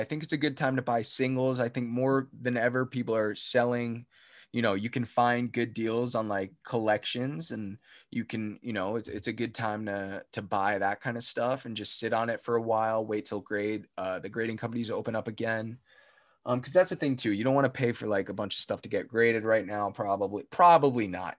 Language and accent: English; New Jersey, United States; we're from Jersey